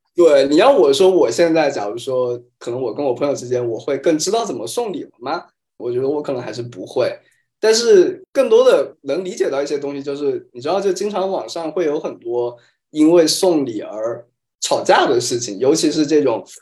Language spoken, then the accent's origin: Chinese; China; 我们中国人收的份子前台都会专门写一个本子嘛